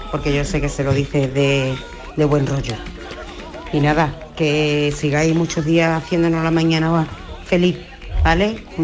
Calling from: Seville, Andalusia, Spain; Buenos días … de Sevilla, ….

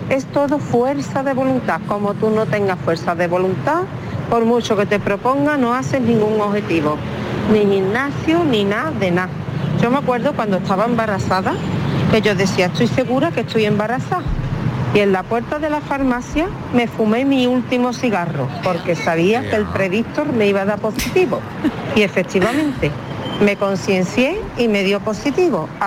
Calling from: Seville, Andalusia, Spain; de Sevilla.

